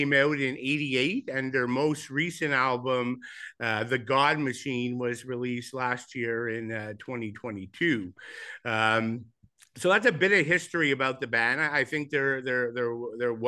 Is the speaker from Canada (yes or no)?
yes; Montreal, Quebec, Canada; growing up in Montreal